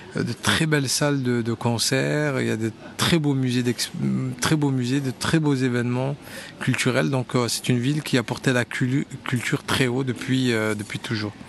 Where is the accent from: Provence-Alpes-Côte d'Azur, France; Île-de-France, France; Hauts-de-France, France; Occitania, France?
Occitania, France; Montpellier; je suis un enfant de Montpellier, mais, euh, j'ai grandi à Montpellier